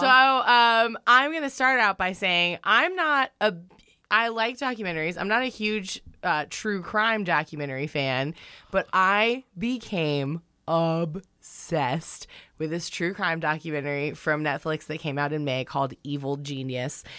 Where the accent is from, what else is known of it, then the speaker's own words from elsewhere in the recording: North Carolina, United States; moved away; I'm from North Kakalaki.